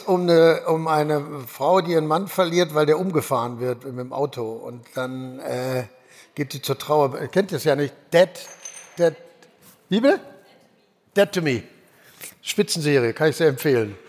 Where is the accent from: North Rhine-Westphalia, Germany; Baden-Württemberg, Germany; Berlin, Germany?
North Rhine-Westphalia, Germany; Ruhr area; Ich komme aus dem Ruhrgebiet, da ist das Religion